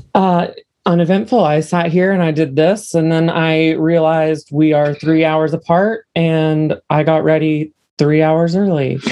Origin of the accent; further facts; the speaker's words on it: Parkersburg, West Virginia, United States; now in Huntington, United States; So I was born and raised in Parkersburg, West Virginia, which is just another shithole place in West Virginia. And then I now live in a different shithole in West Virginia